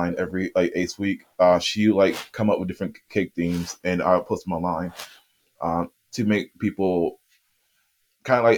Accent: Erie, Pennsylvania, United States; Erie, which is my hometown

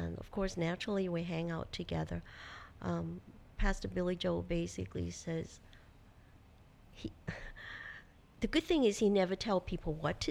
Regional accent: Hong Kong; moved away; also born or lived in United States; my home country

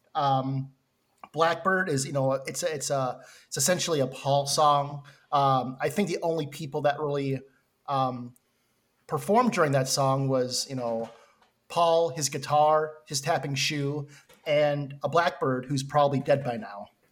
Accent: Minnesota, United States; I'm from Minnesota

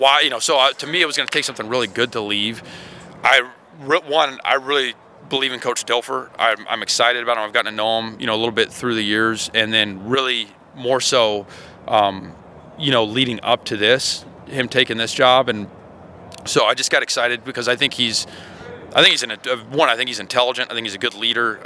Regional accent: Georgia, United States; now in Alabama, United States; I'm from Georgia.

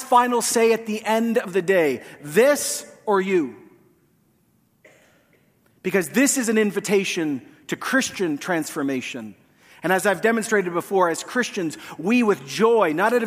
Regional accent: Canada; as Canadian Westerners

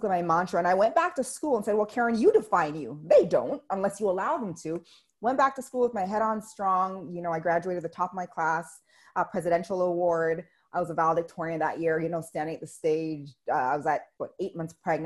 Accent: Canada; I'm Canadian

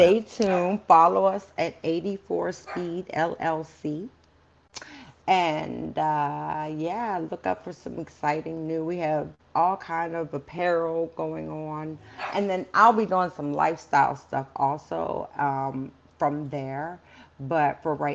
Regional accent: Baltimore, Maryland, United States; I'm from Baltimore

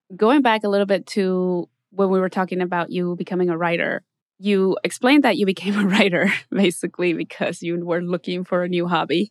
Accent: Mexico; now in Los Angeles, United States; I'm from Mexico.

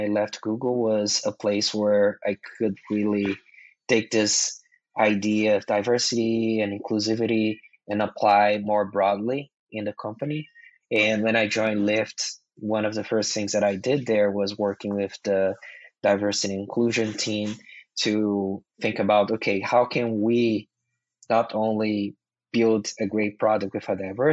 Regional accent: Brazil; English is a second language; moved away as an adult; also born or lived in Mountain View, California; now in United States; English is my second language. English is not something that we learn in schools in Brazil

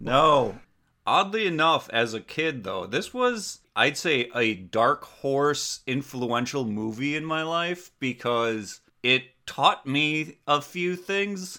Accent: Door County, Wisconsin, United States; I grew up in Door County, Wisconsin.

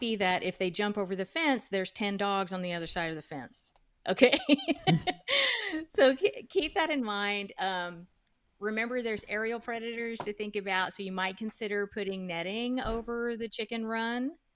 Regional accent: United States; I was born in the United States. Um, my parents immigrated from Guatemala in the nineteen sixties.

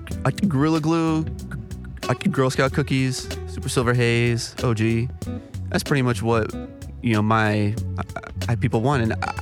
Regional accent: South Florida, United States; moved away; So, originally, I'm from South Florida.

